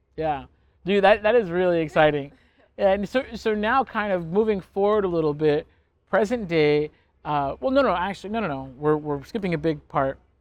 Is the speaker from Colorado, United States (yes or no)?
no; California, United States; We're both from California